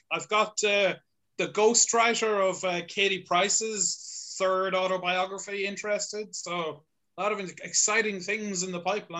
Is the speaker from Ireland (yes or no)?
yes; Monaghan, Ulster, Ireland; I am. Yeah.